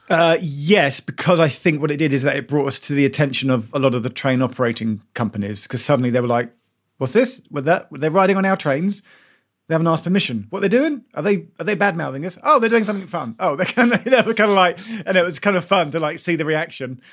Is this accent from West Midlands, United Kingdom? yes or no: no; London, United Kingdom; also born or lived in United States; I grew up in South Suburban London